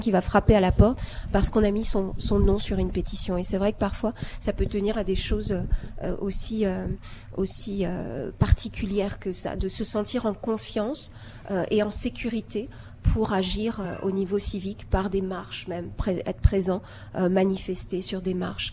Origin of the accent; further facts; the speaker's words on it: Algeria; also born or lived in France; now in Toronto, Canada; j'ai grandi en Algérie, j'ai d'abord émigré en France, et puis en fait au Canada.